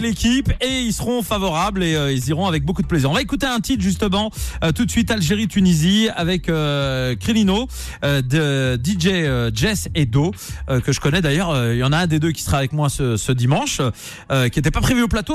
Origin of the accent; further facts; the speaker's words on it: Nantes, Pays de la Loire, France; je suis nantais.